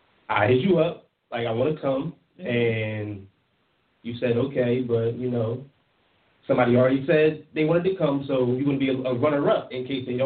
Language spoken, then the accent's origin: English; Philadelphia, Pennsylvania, United States; I'm from Philly, from Uptown.